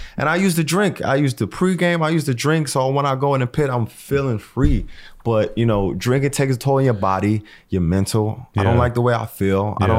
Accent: New Jersey, United States; I'm like, yo, we come from Jersey, from nothing, dude's regular job, like into this music thing.

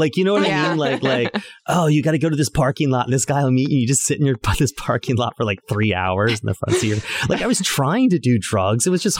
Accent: South Carolina, United States; I'm from South Carolina.

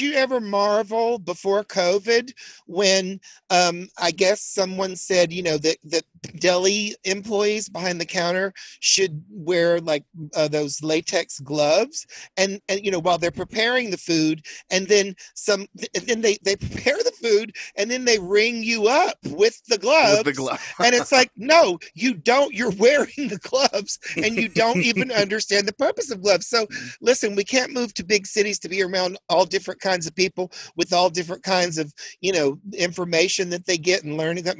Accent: Chattanooga, Tennessee, United States; moved away as an adult; also born or lived in Wilmington / Atlanta / New York City; I'm from Chattanooga, Tennessee, which is actually 2 hours north of Atlanta. Born in Wilmington, but my parents moved to Chattanooga when I was 5, and I grew up there

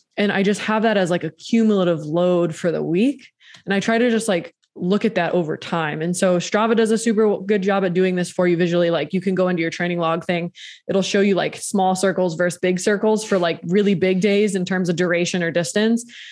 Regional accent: East Coast, United States; moved away; I'm from the East Coast

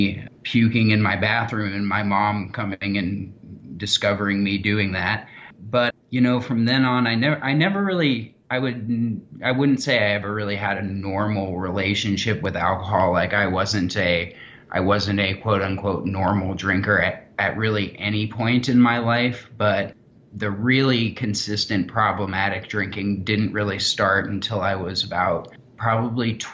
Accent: Kansas City, Missouri, United States; I'm from Kansas City, Missouri

